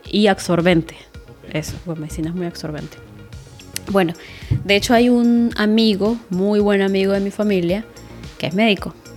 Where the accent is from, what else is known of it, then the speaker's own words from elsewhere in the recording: Táchira, Venezuela; moved away; estudié en la Universidad de los Andes, pero en el núcleo Táchira, que es en mi ciudad, de donde soy.